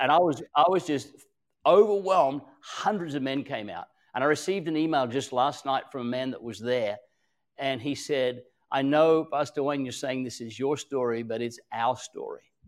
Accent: Australia; also born or lived in Queensland, Australia; I'm an Australian.

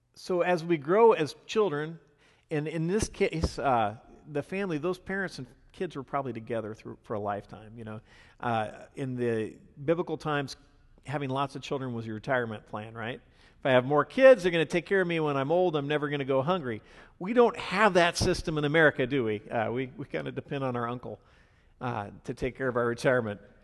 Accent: the Northwest, Pacific Northwest, United States; now in US South; I'm from the Northwest

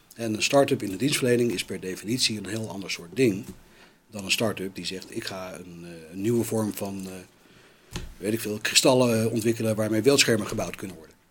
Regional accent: United States; now in Netherlands; bij ons in Amerika

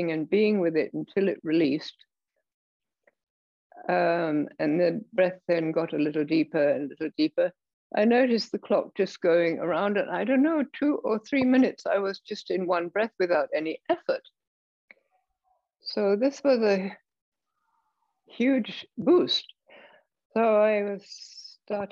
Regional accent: England, United Kingdom; I was raised in England.

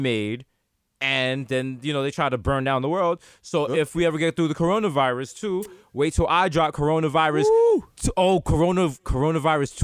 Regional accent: Jamaica; I'm so Jamaican

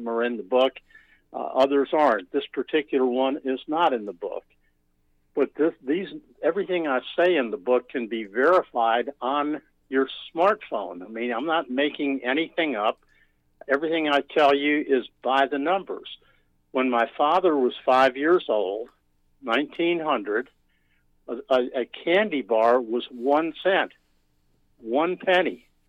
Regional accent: New York, United States; born there; Absolutely. Actually, I was born in New York.

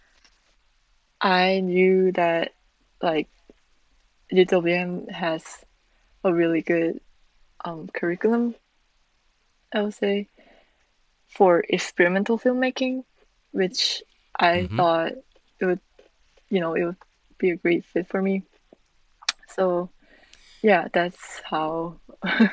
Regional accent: South Korea; moved away as an adult; also born or lived in Milwaukee, Wisconsin; I'm born and raised in Korea

